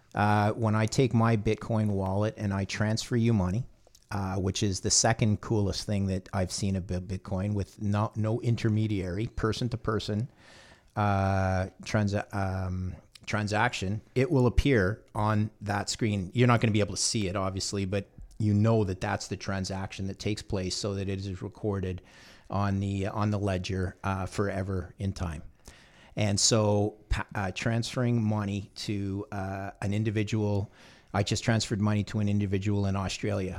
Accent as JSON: {"language": "English", "country": "Canada", "said": "I'm a Canadian, third generation Canadian"}